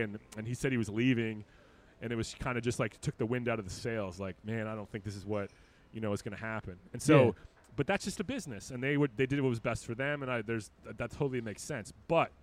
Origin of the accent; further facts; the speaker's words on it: Detroit, Michigan, United States; moved away; also born or lived in Colorado; I grew up in Detroit until they closed in 1999, and then we moved to Colorado, and my dad spent 15 years with Coors